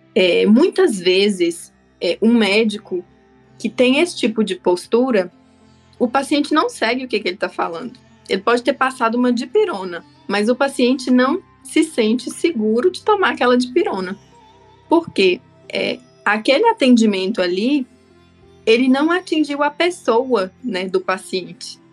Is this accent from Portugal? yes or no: no; Taiobeiras, Minas Gerais, Brazil; now in Curitiba, Brazil; eu sou natural de uma cidade que se chama Taiobeiras, é no norte de Minas